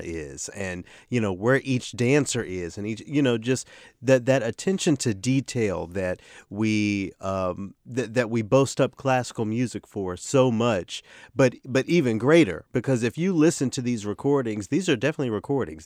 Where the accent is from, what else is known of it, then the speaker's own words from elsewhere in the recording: Memphis, Tennessee, United States; moved away; I'm done with grad school just in time for this audition in my hometown